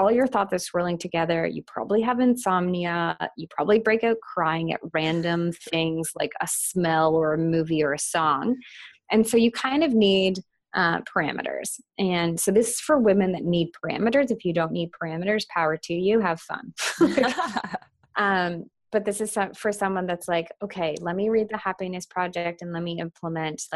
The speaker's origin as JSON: {"language": "English", "town": "Ottawa", "region": "Ontario", "country": "Canada", "tie": "born or raised there", "also_born_or_lived": "Toronto", "moved": "as an adult", "said": "I just moved from Toronto to Ottawa in 2016 to move in with my boyfriend and come back to my hometown."}